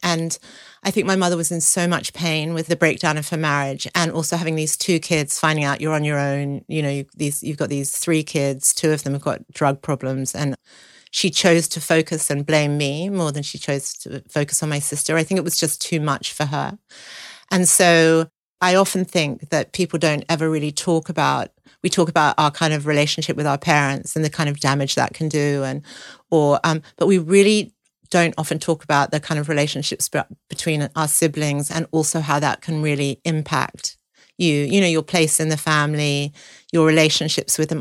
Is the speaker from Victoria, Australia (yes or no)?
no; Sydney, New South Wales, Australia; I grew up in Sydney